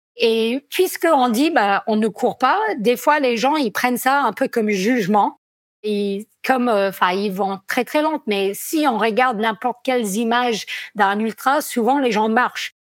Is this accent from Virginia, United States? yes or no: no; Vermont, United States; accent: American; French is a second language; moved away as an adult; also born or lived in Grenoble, France; now in Chamonix, France; je suis américaine d'origine